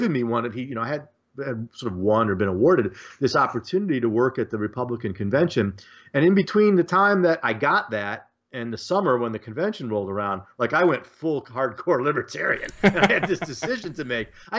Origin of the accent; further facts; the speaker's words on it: Detroit, Michigan, United States; now in Muncie, United States; I grew up outside Detroit in the Detroit suburbs